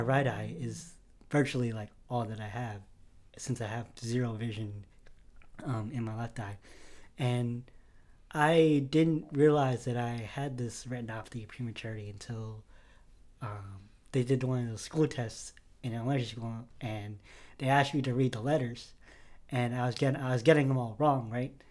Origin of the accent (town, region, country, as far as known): Connecticut, United States; also born or lived in Manila, Philippines